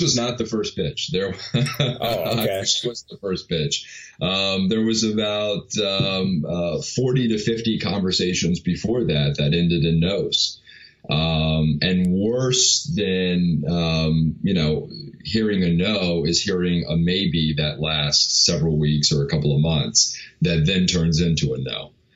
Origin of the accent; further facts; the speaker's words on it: New York, United States; I grew up in New York